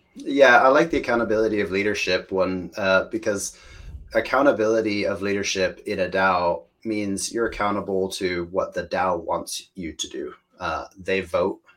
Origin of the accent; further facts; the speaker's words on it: Washington, United States; accent: American; moved away as an adult; also born or lived in Spain; now in United Kingdom; I come from Washington State, which is a beautiful place uh, with a lot of nature